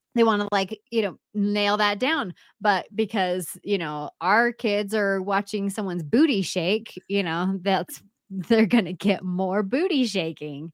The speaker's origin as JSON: {"language": "English", "area": "Bay Area", "region": "California", "country": "United States", "also_born_or_lived": "Monterey, California", "moved": "yes", "said": "I'm from the Bay Area. I was born in Monterey."}